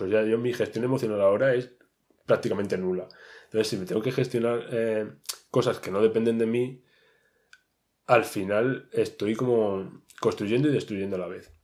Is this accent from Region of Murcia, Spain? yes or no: yes; Region of Murcia, Spain; moved away as an adult; now in Madrid, Spain; soy un pobrecito murciano que se ha venido a buscarse aquí la vida